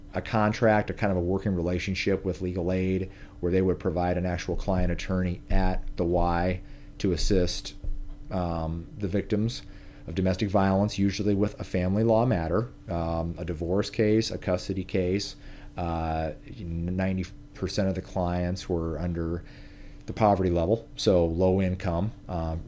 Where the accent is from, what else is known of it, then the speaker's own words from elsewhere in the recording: Omaha, Nebraska, United States; I am from Omaha, Nebraska, and Omaha native